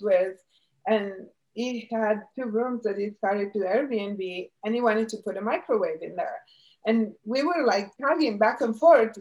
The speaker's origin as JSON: {"language": "English", "country": "Italy", "tie": "born or raised there", "moved": "yes", "lives_now": "United States", "said": "I grew up in Italy 53 years ago."}